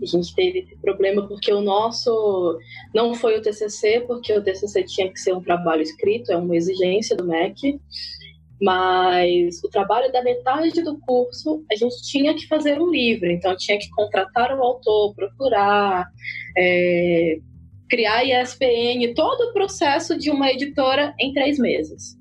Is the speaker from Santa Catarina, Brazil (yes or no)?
no; Ceará, Brazil; lá no meu país, Ceará